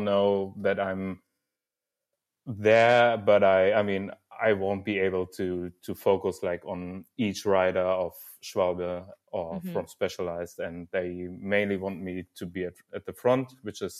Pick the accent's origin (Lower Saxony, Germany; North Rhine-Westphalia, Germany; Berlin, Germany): North Rhine-Westphalia, Germany; Dortmund; from Dortmund, actually, so my hometown